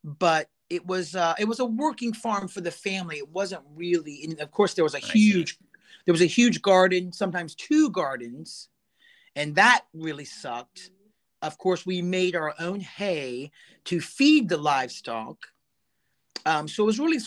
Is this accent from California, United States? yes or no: no; Stephens City, Virginia, United States; also born or lived in Winchester, Virginia; It was Stephen City